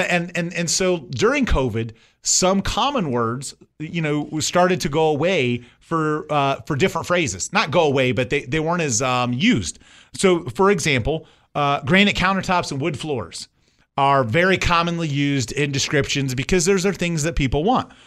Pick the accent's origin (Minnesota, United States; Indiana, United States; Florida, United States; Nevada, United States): Indiana, United States; moved away; I grew up in Indiana